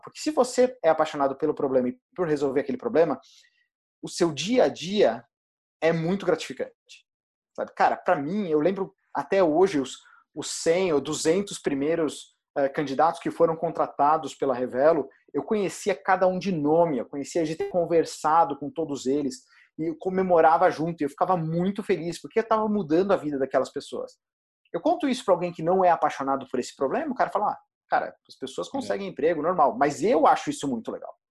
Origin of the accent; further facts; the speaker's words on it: Goiatuba, Goiás, Brazil; moved away as an adult; now in São Paulo, Brazil; eu não sou de São Paulo, eu cresci uh, no interior de Goiás, numa cidade chamada Goiatuba